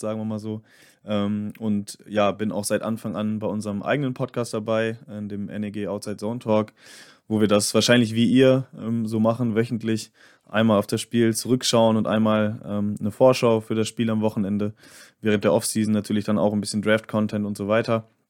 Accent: Bielefeld, North Rhine-Westphalia, Germany; ich komme nämlich auch aus Nordrhein-Westfalen, aus Bielefeld.

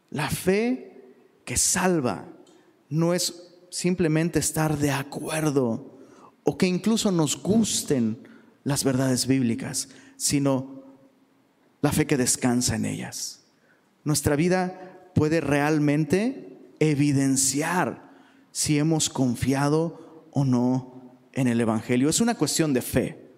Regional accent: Taxco, Guerrero, Mexico; Yo soy de Tasco Guerrero, ya les he dicho eso, ¿ah? Un pueblito chiquito y bonito. Voy a llorar. Eh, algo, algo que tenemos en Tasco es que somos súper religiosos, pero increíblemente religiosos.

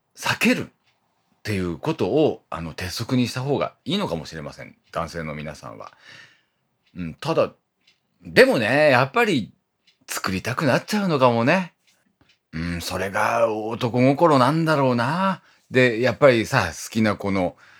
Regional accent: Iwate, Japan; now in Tokyo, Japan; 僕のあの、故郷の、えっ、ー、と、岩手はね

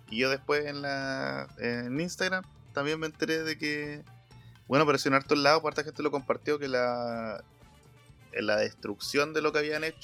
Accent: Concepción, Biobío, Chile; tan solo soy de Concepción, también conozco la capital.

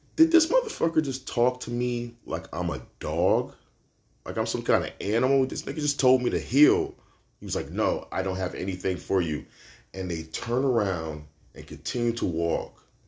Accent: New York City, New York, United States; I'm from Brooklyn. I'm a New Yorker, man

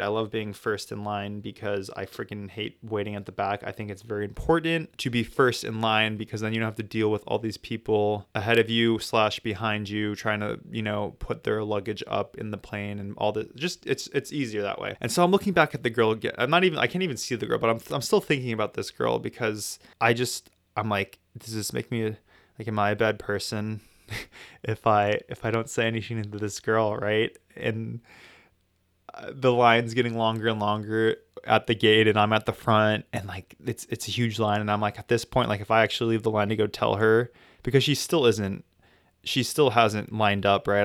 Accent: United States; I'm American

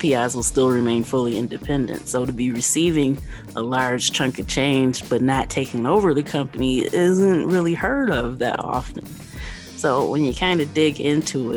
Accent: Kalamazoo, Michigan, United States; I am from Kalamazoo.

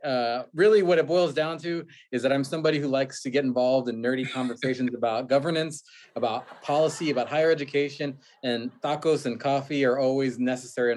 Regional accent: Houston, Texas, United States; now in Austin, United States; Born and raised in Houston, the son of immigrants who immigrated from Mexico when they were younger at different times.

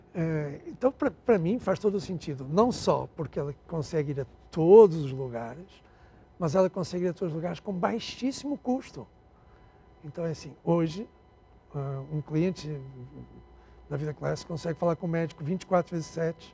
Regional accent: Angola; accent: Portuguese; moved away as an adult; also born or lived in Portugal / Rio de Janeiro, Brazil; now in Brazil; eu nasci em Portugal, está claro pelo sotaque, né? É, fui criado na África até, minha, até os 19 anos, até ter uma guerra civil em Angola

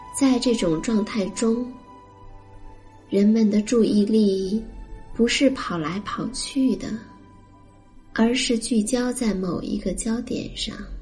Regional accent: China; 我们中国人

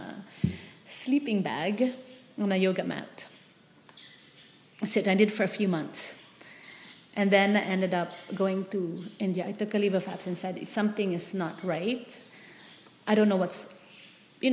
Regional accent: Manila, Metro Manila, Philippines; moved away as an adult; also born or lived in San Francisco / Palawan; I grew up in Manila, so very sheltered.

